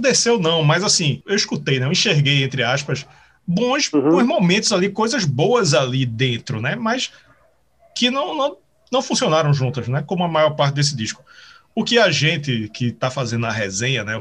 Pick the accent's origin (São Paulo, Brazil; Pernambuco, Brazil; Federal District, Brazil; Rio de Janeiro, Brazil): Pernambuco, Brazil; eu sou de Pernambuco